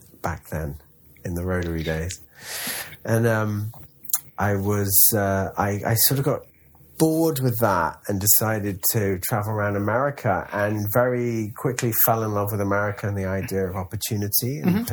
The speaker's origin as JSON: {"language": "English", "region": "London", "country": "United Kingdom", "also_born_or_lived": "India", "moved": "as an adult", "lives_now": "Los Angeles, United States", "said": "I am from London. England"}